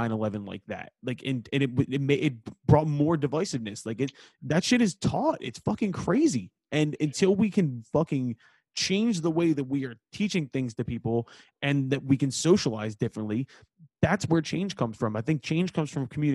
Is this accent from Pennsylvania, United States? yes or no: yes; Philadelphia, Pennsylvania, United States; I'm from Northeast Philly.